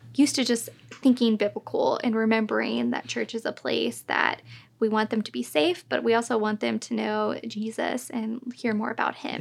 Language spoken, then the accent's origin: English; North Richland Hills, Texas, United States; I grew up in North Richland Hills, which was super fun, and I've loved the area